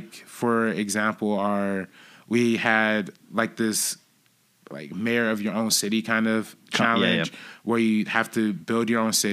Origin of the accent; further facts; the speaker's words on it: Compton, California, United States; where I'm from Compton